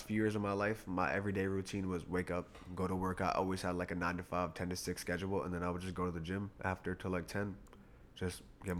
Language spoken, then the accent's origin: English; New York, United States; We from New York